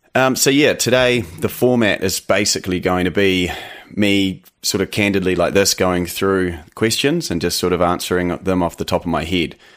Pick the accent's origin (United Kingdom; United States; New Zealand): New Zealand; accent: eighty percent Kiwi, twenty percent American; also born or lived in Canada; I am actually Canadian, um, was born in Canada. You know, I had moved to New Zealand when I was young, but my mother's Canadian, and I actually went back to Canada for a couple years when I was, uh, teenager